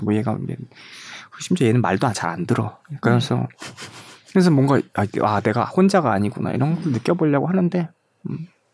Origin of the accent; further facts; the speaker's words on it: South Korea; now in Germany; 제가 94년도에 한국을 떠났는데